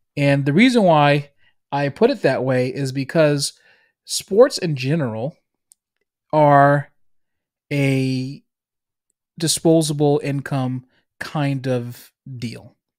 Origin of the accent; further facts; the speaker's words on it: Boston, Massachusetts, United States; accent: Boston; I'm from Boston. If you can't hear it in my accent